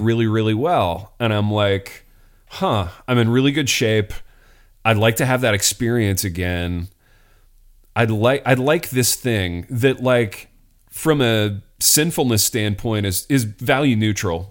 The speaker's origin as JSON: {"language": "English", "town": "Hartford City", "region": "Indiana", "country": "United States", "tie": "born or raised there", "said": "I'm in East Central Indiana at this point, a little town called Hartford City"}